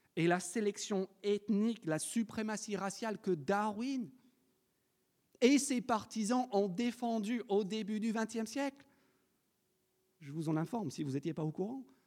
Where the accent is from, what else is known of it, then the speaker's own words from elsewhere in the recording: France; en tant que Français